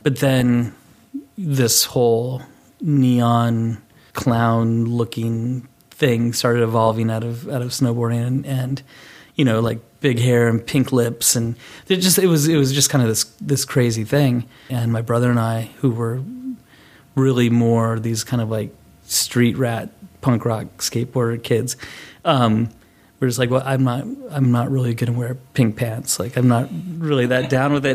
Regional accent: Boulder, Colorado, United States; I grew up in Boulder, Colorado

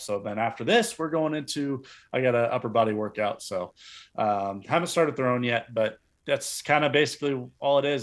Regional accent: near Los Angeles, California, United States; moved away as an adult; also born or lived in Eugene, Oregon; living in downtown L A for four years, twenty-five, thirty minutes from my hometown

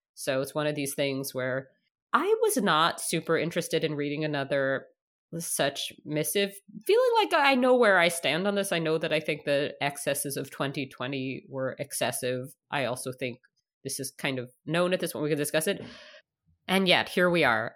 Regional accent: New York, United States; moved away as an adult; now in Canada; as a child growing up in New York

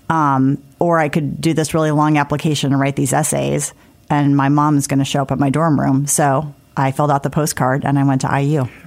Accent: South Bend, Indiana, United States; also born or lived in Washington, D.C.; now in Indianapolis, United States; I grew up in South Bend, like everybody's good in football

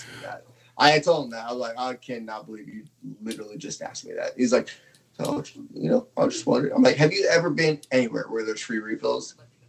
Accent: Tempe, Arizona, United States; moved away as an adult; now in Oklahoma, United States; I grew up in Tempe, went to, you know, Tempe High School, and then obviously graduated there

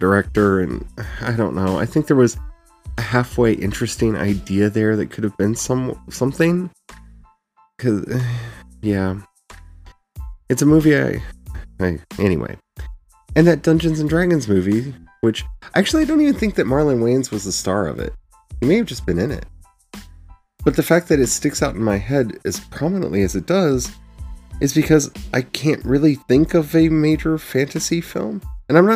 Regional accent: Frederick, Maryland, United States; the town I grew up in Frederick, Maryland

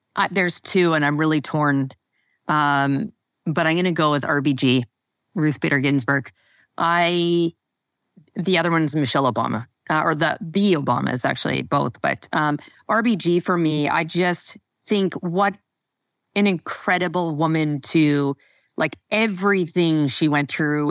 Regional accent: Western Canada, Canada; moved away as an adult; also born or lived in Toronto; I never moved back out west

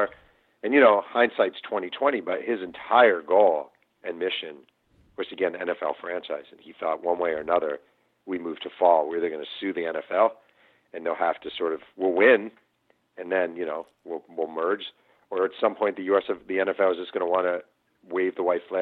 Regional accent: Mahopac, New York, United States; now in California, United States; when I was a kid and growing up in Mayo Pack, New York

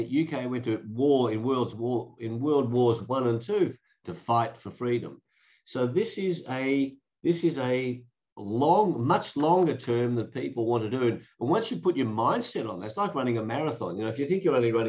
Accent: Australia

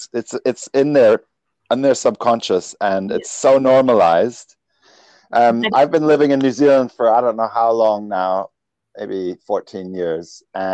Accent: Germany; also born or lived in England; Well, I grew up in Germany and I only spent a little time in America. So I get Irish a lot. I spend a long time in England.

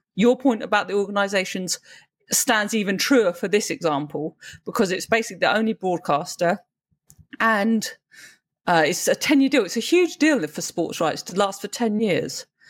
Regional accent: United Kingdom; as a Brit

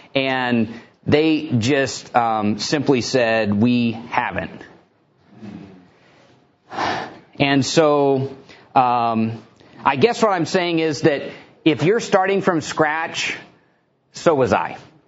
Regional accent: Houston, Texas, United States; you know, where do you come from? I told him Houston, Texas.

